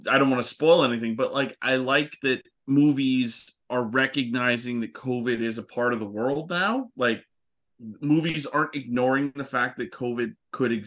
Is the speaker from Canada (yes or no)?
yes; Canada; we're Canadian.